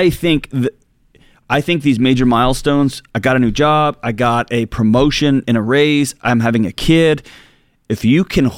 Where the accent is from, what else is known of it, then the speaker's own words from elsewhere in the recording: Texas, United States; now in Nashville, United States; my home state of Texas